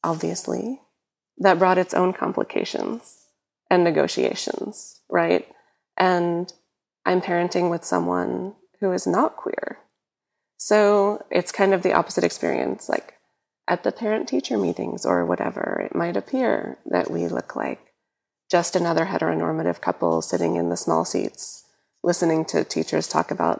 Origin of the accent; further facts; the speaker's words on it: New York, United States; growing up in New York